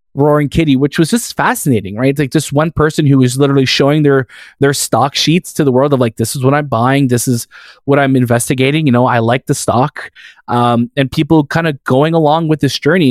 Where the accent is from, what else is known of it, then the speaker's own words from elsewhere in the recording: Canada; that's what we grew up with here in Canada.